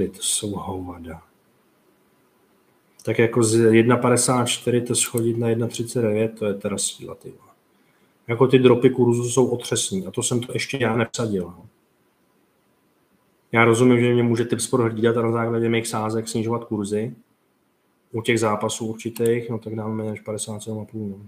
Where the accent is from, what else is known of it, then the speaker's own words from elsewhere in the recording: Slovakia; Já Betáno nemůžem ani ot- otvořit, lebo jsem ze Slovenska, ale typ sport můžem, to je divné celkom.